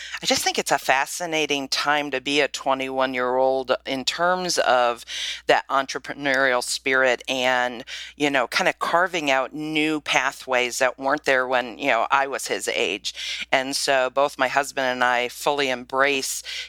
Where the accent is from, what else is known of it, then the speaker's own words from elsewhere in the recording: Bowling Green, Ohio, United States; I grew up in Bowling Green, Ohio